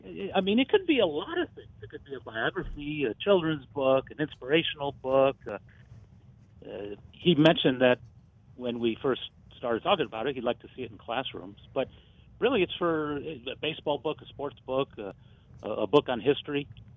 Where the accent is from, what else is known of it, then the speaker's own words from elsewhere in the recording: Westfield, Alabama, United States; born there; I was born in Westfield, Alabama.